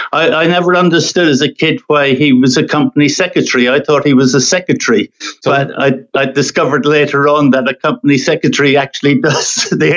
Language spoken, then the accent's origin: English; Ireland; I come from Ireland. I'm well into my late years.